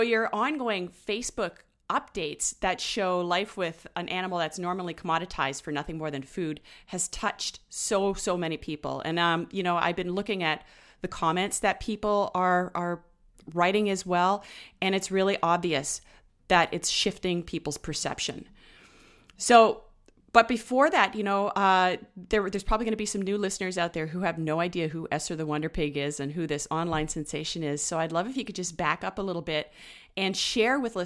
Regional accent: Ottawa, Ontario, Canada; now in British Columbia, Canada; I'm from Ottawa, but I've lived out in BC a few times.

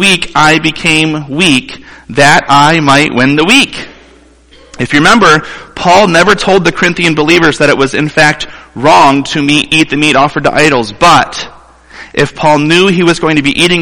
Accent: Toledo, Ohio, United States; moved away as an adult; now in Mount Pleasant, United States; I grew up in Toledo, Ohio, the home of the Toledo Rockets, and less than 3 hours from here

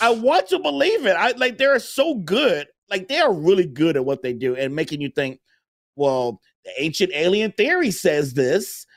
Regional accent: Chicago, Illinois, United States; I'm from Chicago

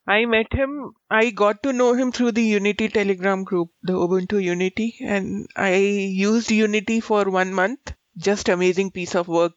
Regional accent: India; As an Indian

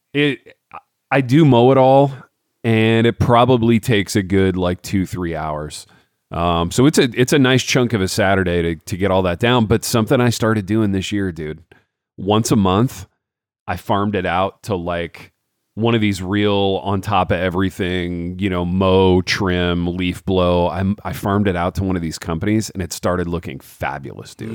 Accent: Hartford City, Indiana, United States; me growing up in Hartford City

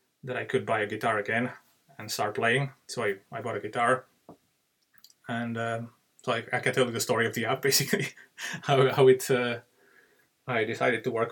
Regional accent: Czechia; moved away as an adult; now in Dublin, Ireland; I live in Ireland, but I'm from Czech Republic, which is a small country in the Central Europe.

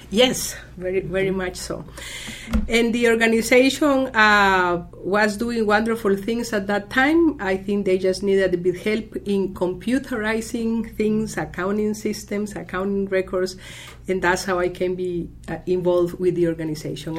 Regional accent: Costa Rica; moved away as an adult; also born or lived in Rockville, Maryland, United States; now in United States; I'm originally from Costa Rica and came here 28 years ago

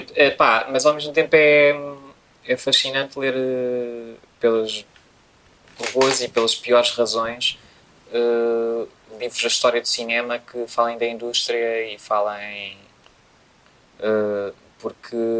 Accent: Portugal; em Portugal, obviamente, que é onde nós vivemos e somos portugueses

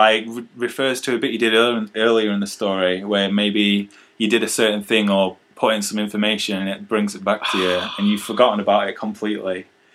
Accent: United Kingdom; I'm from Britain, 22 years old.

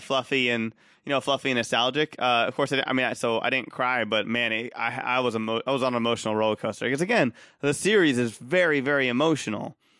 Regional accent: Austin, Texas, United States; I'm from Austin

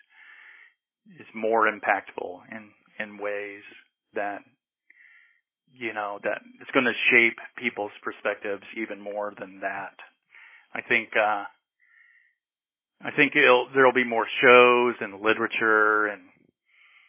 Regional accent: Norman, Oklahoma, United States; moved away as an adult; also born or lived in Los Angeles / New York; Born in Oklahoma City, but moved to Norman when I was two. So Norman, you know, is my hometown for sure.

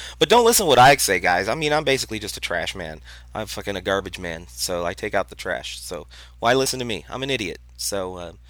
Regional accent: Boston, Massachusetts, United States; he doesn't count me because I'm a douchebag from Boston and I have tattoos.

